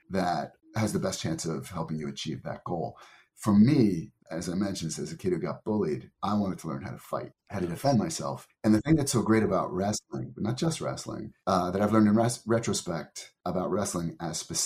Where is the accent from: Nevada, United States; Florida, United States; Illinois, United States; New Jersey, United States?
New Jersey, United States; moved away as an adult; also born or lived in Tokyo, Japan; growing up in New Jersey